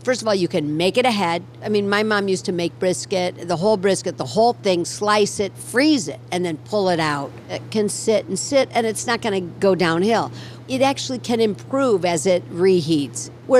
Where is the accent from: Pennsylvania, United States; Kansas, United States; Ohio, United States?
Ohio, United States; Toledo; Okay, well, I also grew up in, you know, a pretty not that religious family in Toledo, Ohio. But, you know, I went to temple on a couple of holidays.